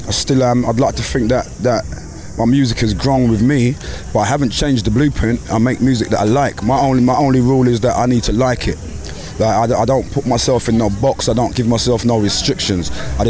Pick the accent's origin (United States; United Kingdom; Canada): United Kingdom; England; growing up in England, we grew up listening to reggae music, sound systems. That's how we all grew up. And at the time in England, the sound system culture was where UK blacks, we do reggae music, but we're not Jamaican.